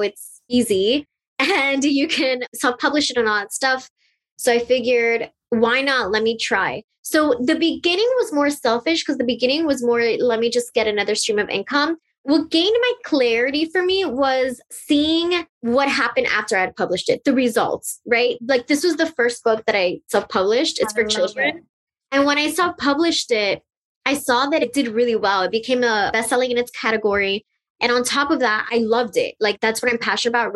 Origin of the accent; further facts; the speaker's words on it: Miami, Florida, United States; I was born and raised in Miami, Florida, and my parents are from Colombia.